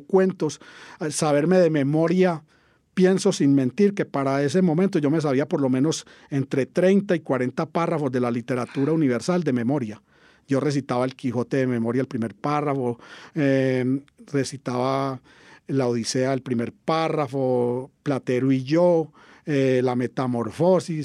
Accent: Caldas, Antioquia, Colombia; yo soy de Caldas, Antioquia, en el sur del Valle de Aburrá estudié en el liceo del municipio, el José María Bernal, todo el bachillerato

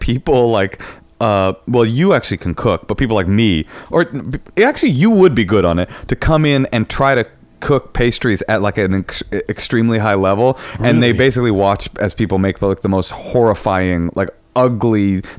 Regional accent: Oakland, California, United States; I was raised in Oakland, one of the few white kids in any school I went to, raised on welfare

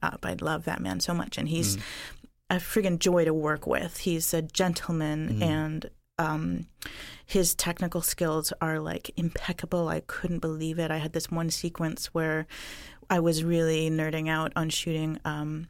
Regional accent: Bella Bella, British Columbia, Canada; now in Six Nations, Canada; I was born in Bella Bella. It's a small fishing village on the coast of BC.

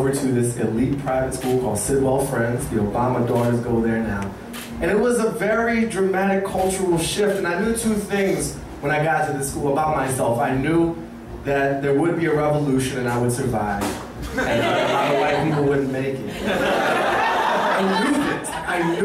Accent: Washington, District of Columbia, United States; when you have a revolutionary black mother in the 80s in DC, you get a different kind of upbringing

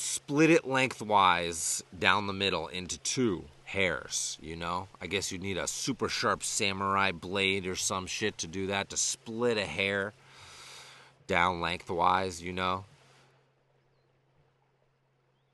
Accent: Western Massachusetts, United States; When I was a kid growing up in Western Massachusetts in elementary school

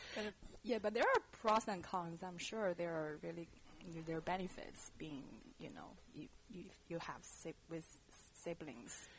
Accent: China; English is a second language; moved away as an adult; now in San Francisco, United States; when I left China

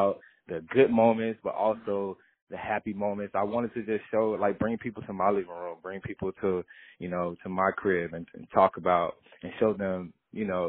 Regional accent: Mississippi, United States; I'm from Mississippi, and in that area, we got this thing called Southern Soul

